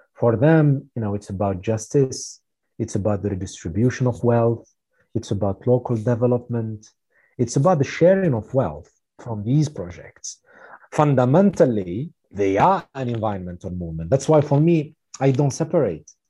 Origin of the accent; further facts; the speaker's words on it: Tunisia; my home country, Tunisia